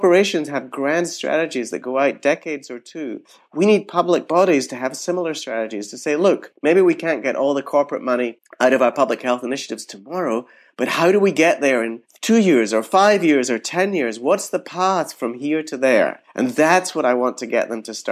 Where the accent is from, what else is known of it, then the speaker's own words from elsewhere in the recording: United Kingdom; moved away; I grew up in Britain.